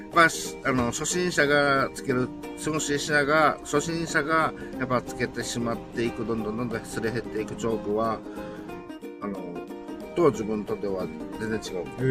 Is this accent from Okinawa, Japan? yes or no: yes; Okinawa, Japan; 自分私身沖縄県出身の、うん高校球児